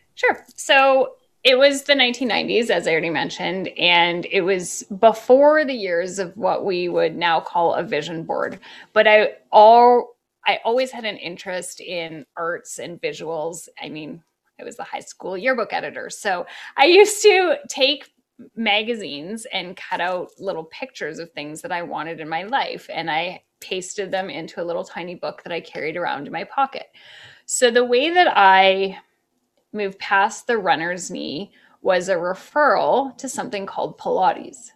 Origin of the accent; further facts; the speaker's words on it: Canada; moved away as an adult; also born or lived in Toronto, Canada; now in New York, United States; I'm Canadian.